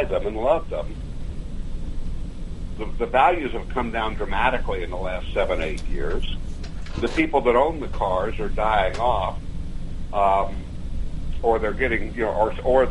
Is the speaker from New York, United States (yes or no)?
no; Dallas, Texas, United States; moved away; I was born in Dallas